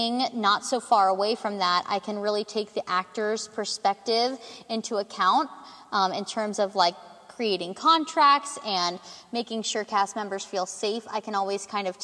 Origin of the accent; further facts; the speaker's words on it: Cincinnati, Ohio, United States; I am from Cincinnati, West Side specifically